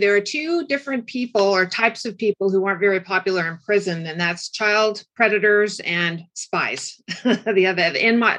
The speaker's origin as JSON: {"language": "English", "region": "California", "country": "United States", "said": "Orange County, California."}